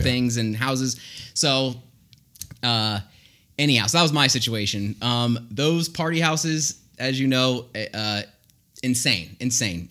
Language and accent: English; Florida, United States; we're from Florida